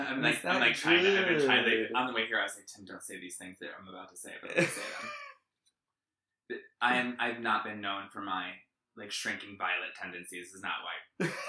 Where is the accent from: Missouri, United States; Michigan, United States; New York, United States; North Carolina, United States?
New York, United States; now in Massachusetts, United States; I'm from New York.